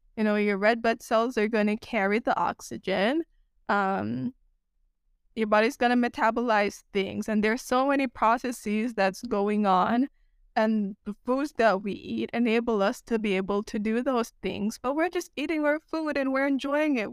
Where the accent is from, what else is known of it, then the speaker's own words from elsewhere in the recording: Jamaica; now in United States; growing up in Jamaica